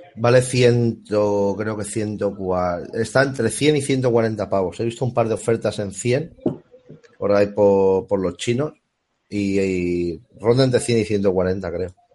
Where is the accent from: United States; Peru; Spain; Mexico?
Spain; Alicante, Valencian Community; casualmente es la calle donde yo nací... o sea, la casa de mis padres.